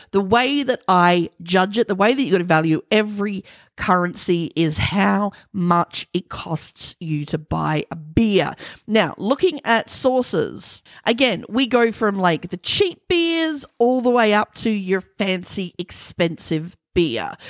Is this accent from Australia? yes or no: yes; Australia